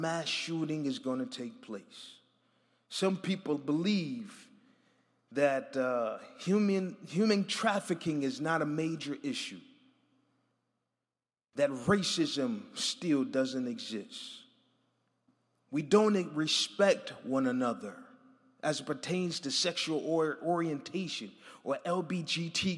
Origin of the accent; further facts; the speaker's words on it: Buffalo, New York, United States; moved away; I'm from Buffalo, New York, so I'm a little used to the cold